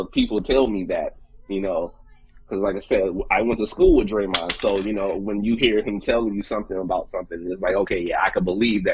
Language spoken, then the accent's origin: English; Saginaw, Michigan, United States; we're from Saginaw